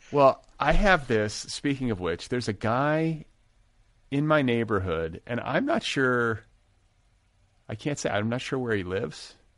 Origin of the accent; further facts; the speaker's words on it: Midwest, United States; now in Los Angeles, United States; I grew up in the Midwest too